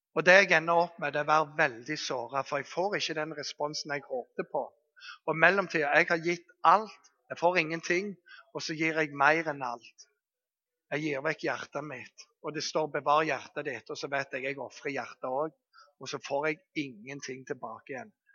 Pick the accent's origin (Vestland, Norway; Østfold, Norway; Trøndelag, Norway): Vestland, Norway; Bergen; Jeg kommer fra Bergen